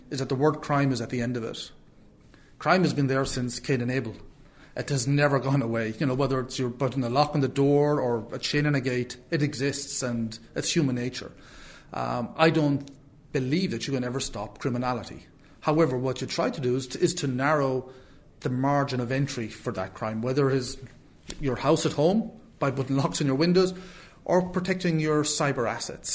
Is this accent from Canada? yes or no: no; Clare, Munster, Ireland; I'm from Clare